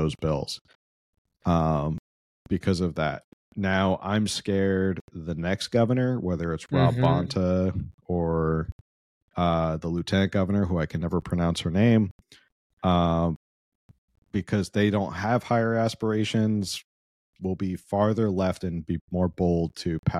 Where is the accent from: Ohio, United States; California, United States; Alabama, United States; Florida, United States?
California, United States; me as a Californian